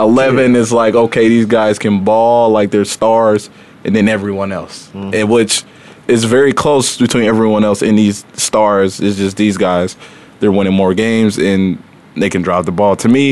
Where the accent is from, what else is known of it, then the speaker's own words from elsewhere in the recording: Indianapolis, Indiana, United States; born and raised in Indianapolis